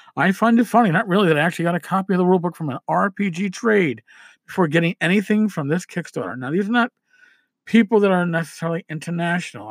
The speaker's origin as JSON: {"language": "English", "region": "New York", "country": "United States", "said": "I'm a New Yorker"}